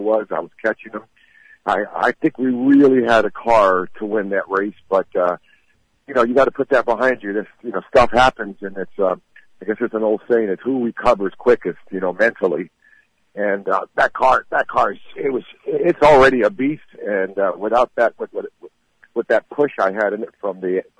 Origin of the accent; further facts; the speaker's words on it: Los Angeles, California, United States; I'm a West Coast boy, I'm from Hollywood, California